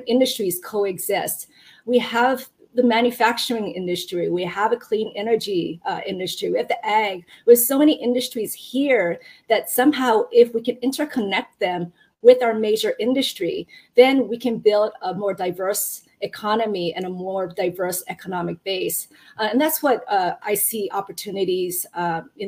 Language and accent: English; Hilo, Hawaii, United States; moved away as an adult; also born or lived in Japan / continental United States; I actually grew up from Hilo, and as Ryan knows, I went to Waikia High School